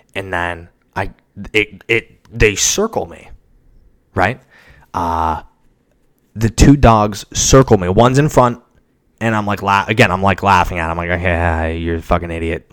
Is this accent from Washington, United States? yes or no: yes; Seattle, Washington, United States; moved away as an adult; now in Nashville, United States; I'm from Seattle